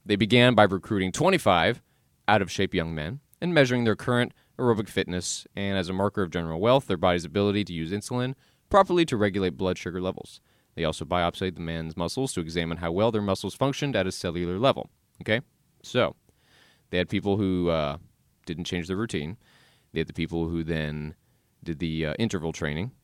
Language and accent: English; the South, United States; I was born and raised in the South